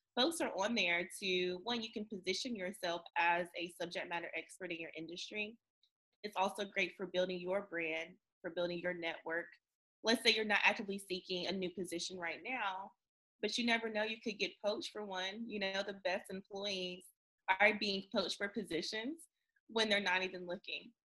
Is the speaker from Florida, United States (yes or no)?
no; North Carolina, United States; since I am from North Carolina